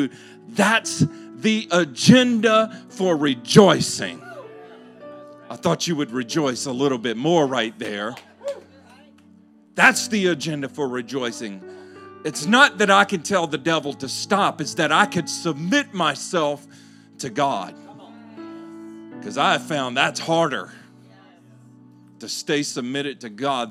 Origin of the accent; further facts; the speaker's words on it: Louisiana, United States; I'm from Louisiana